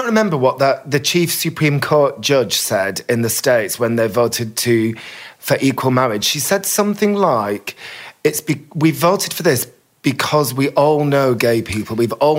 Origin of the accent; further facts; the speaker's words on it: Bolton, North West England, United Kingdom; When I grew up in Bolton